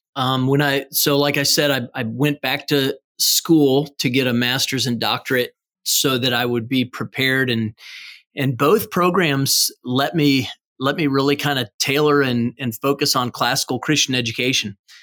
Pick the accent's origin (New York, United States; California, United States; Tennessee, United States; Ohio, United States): Ohio, United States; I grew up in Ohio